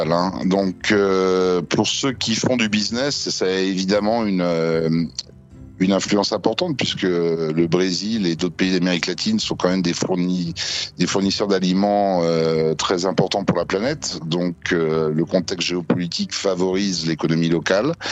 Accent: France; now in São Paulo, Brazil; nous, en tant que Français, on arrive à trouver du foie gras.

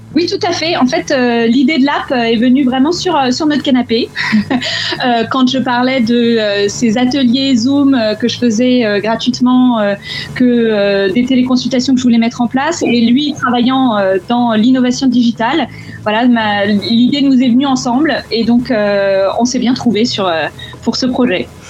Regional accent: France; moved away; en tant que Français à l'étranger, en fait, de la famille en France

